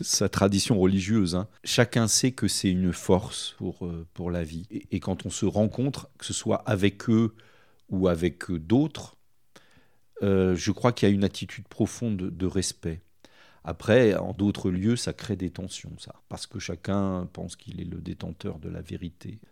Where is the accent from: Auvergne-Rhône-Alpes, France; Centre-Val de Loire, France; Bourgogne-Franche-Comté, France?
Centre-Val de Loire, France; Sancoins; Je suis originaire de Sancoin, dans dans le Cher